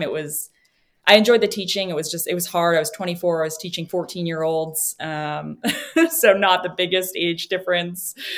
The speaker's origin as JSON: {"language": "English", "region": "New Hampshire", "country": "United States", "tie": "born or raised there", "said": "I grew up in New Hampshire"}